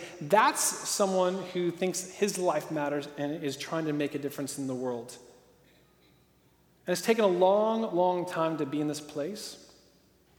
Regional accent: Portland, Oregon, United States; I grew up in Portland, Oregon

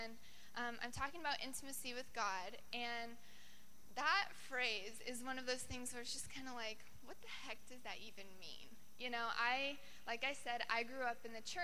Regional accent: Colorado, United States; moved away as an adult; now in Sacramento, United States; I'm from Colorado, and I came out here to do an internship

